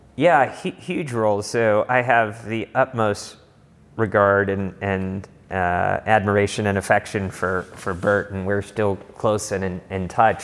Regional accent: Los Angeles, California, United States; also born or lived in Berkeley; I grew up in Los Angeles

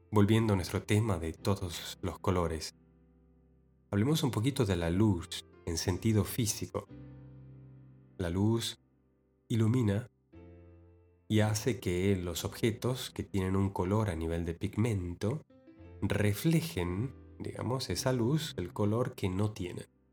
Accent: Argentina; en mi ciudad natal, en Argentina

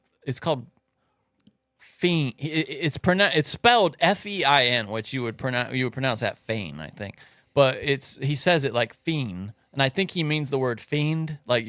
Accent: the South, United States; growing up in the South.

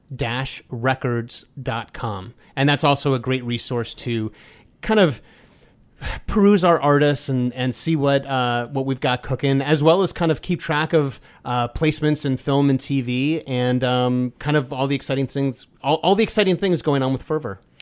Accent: New York City, New York, United States; I grew up in New York City

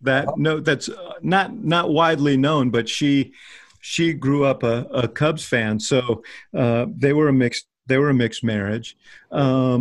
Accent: New York, United States; now in Chicago, United States; I'm from New York originally. I grew up rooting for the Mets, hating the Yankees

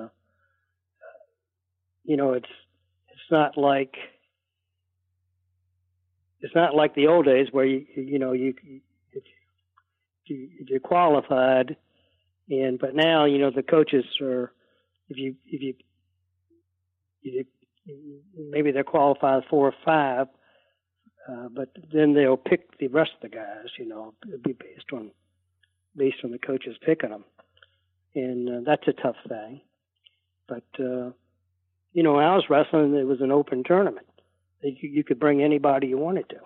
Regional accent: Norfolk, Virginia, United States; moved away as an adult; I grew up in Norfolk

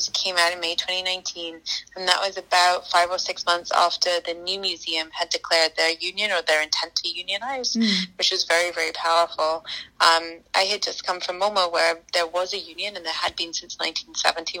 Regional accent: Scotland, United Kingdom; moved away as an adult; now in United States; I'm from Scotland. We have a population of about 5.5 million people there.

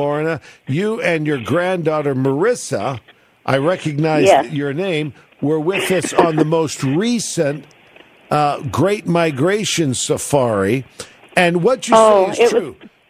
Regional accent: England, United Kingdom; Trying to steal the Falkland Islands from my home country, England.

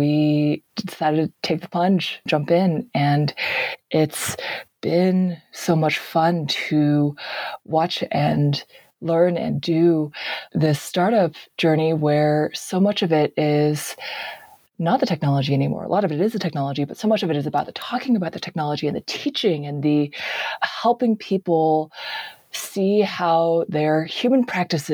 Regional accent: Bay Area, California, United States; I grew up in the Bay Area

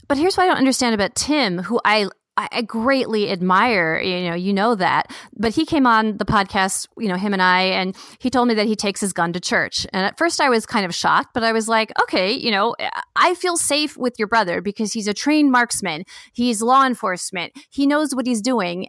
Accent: Bay Area, California, United States; moved away; I'm from the Bay Area

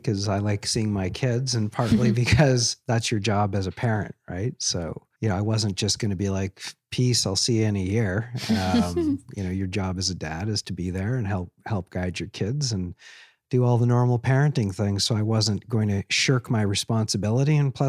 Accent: Seattle, Washington, United States; born there; I'm a dual citizen. I was born in Seattle, Washington.

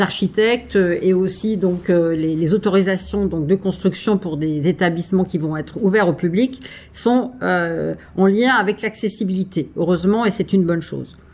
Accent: France; chez nous en France

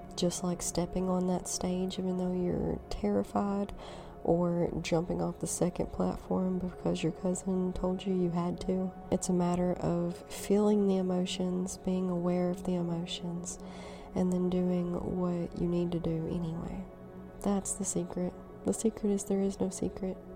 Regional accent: North Alabama, United States; I was born and raised in the Bible Belt, North Alabama

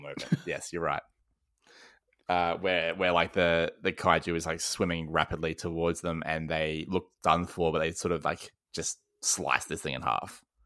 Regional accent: Australia; accent: Australian; I'm sure people can hear that I am Australian

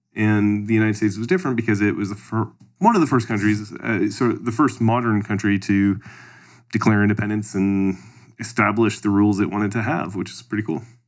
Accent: Canada; I'm from Canada

